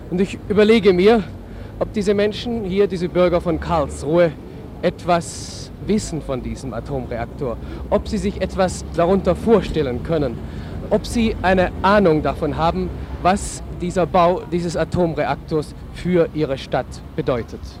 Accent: Norway; German is a second language; Ich bin aus Norwegen, ich verstehe nichts.

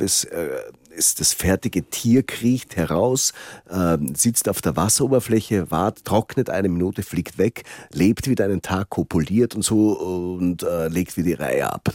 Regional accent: Salzkammergut, Upper Austria, Austria; moved away; also born or lived in Vienna; Ich komme aus dem Salzkammergut

